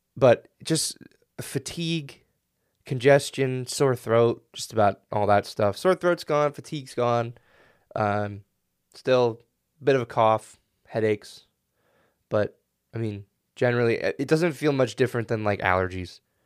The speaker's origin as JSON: {"language": "English", "country": "United States", "said": "I'm an American"}